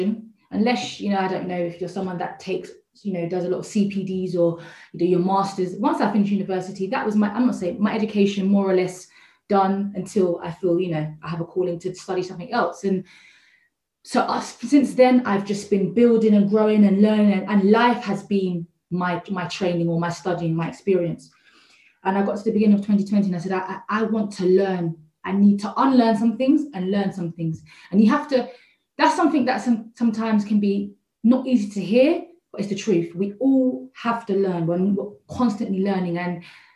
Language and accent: English; Croydon, London, United Kingdom; I'm from South London, Croydon